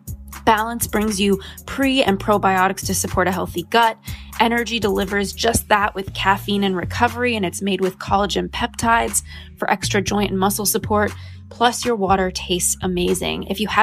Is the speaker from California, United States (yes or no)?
yes; Los Angeles, California, United States; And for me, kind of growing up in Los Angeles in influencer land with so many people who are focused on wellness